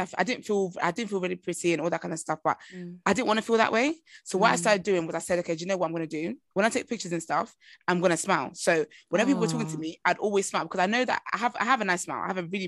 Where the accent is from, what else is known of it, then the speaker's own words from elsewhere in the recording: Nigeria; I'm Nigerian and I'm African. My body shape, my bones, my skeleton is not built in the same ways.